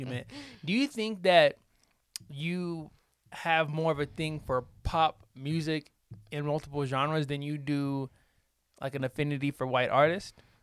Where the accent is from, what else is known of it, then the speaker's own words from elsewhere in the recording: the South, United States; I'm from the South, so I, I just say Dakota